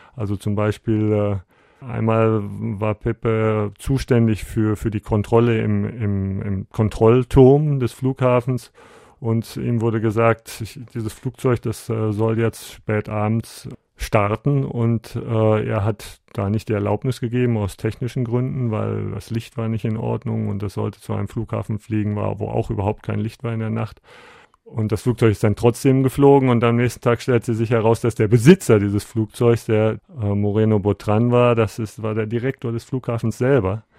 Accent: Bielefeld, North Rhine-Westphalia, Germany; moved away as an adult; now in Guatemala; meine Heimatstadt hier in Bielefeld

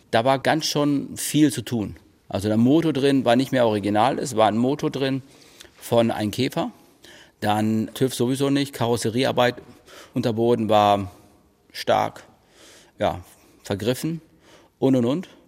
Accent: Spain; born there; Aber ich bin auch eigentlich kein richtiger Ire. Ich bin in Spanien geboren.

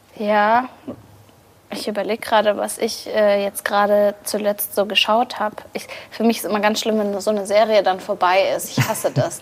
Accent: Bavaria, Germany; ich bin in Bayern geboren und ja. aufgewachsen

